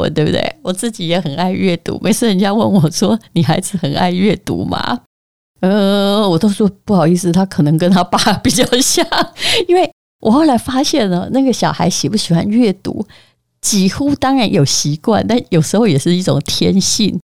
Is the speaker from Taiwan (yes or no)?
yes; Yilan County, Taiwan; moved away; 我是宜兰人